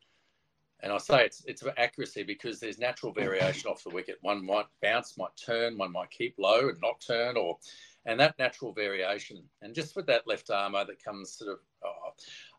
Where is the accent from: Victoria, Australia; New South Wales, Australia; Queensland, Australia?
Queensland, Australia; being a Queenslander